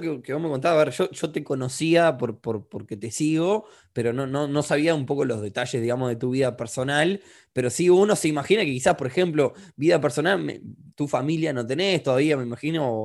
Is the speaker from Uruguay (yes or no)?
yes; Uruguay; tú sos peruano, nosotros somos de Uruguay, estamos en una situación más o menos parecida, países que no son desarrollados del todo todavía